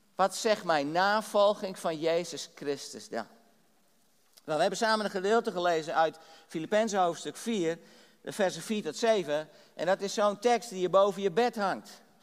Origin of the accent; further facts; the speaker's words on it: Drachten, Friesland, Netherlands; ik ben geboren getogen in Drachten in Friesland